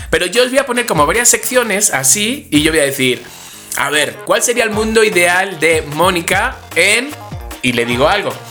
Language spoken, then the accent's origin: Spanish; Spain; como soy español